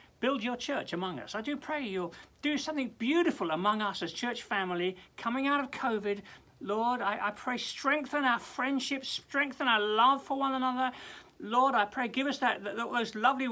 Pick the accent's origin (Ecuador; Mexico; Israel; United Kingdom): United Kingdom; England; we're English